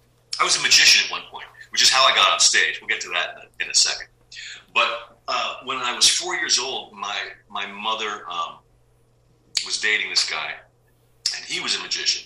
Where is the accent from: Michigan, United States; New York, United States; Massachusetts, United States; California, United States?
California, United States; San Diego; Yeah, I grew up in San Diego.